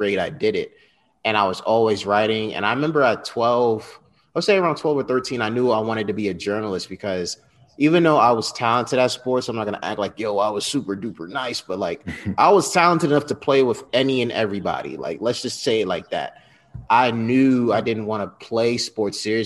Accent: Westchester County, New York, United States; also born or lived in Bronx, New York; Proud Westchester County, New York native

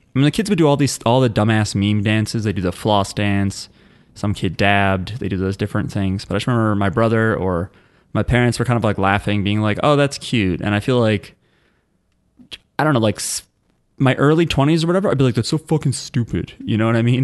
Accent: New Jersey, United States; we are from New Jersey

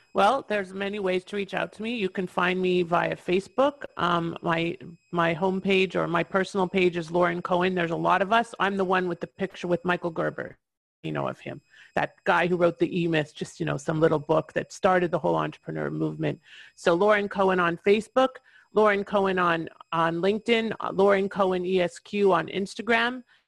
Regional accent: Toronto, Ontario, Canada; moved away; I'm originally from Toronto, Ontario, Canada, and I'm licensed in Ontario still after all these years

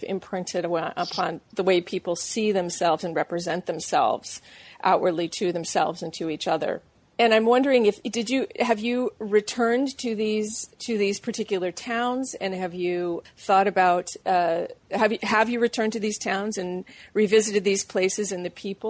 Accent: New England, United States; You and I share a similarity in that we're both from New England, and we both went to New Mexico.

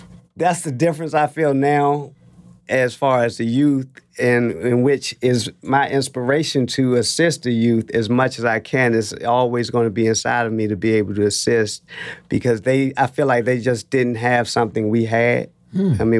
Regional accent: Washington, District of Columbia, United States; I'm a native Washingtonian. I was born in the Washington Hospital Center in 1971, right around the corner

